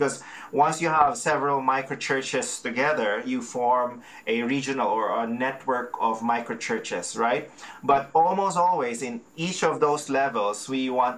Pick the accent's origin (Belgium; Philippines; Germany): Philippines; now in Calgary, Canada; I'm a Filipino, and our culture is very relational